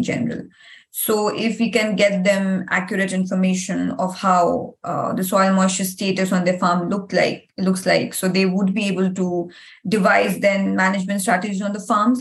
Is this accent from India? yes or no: yes; India; moved away as an adult; now in Ireland; I come from India